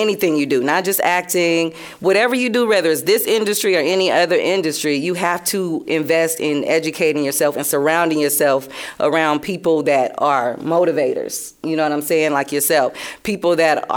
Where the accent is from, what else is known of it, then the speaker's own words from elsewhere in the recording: Ohio, United States; now in Los Angeles, United States; I'm from Ohio, also representing Cali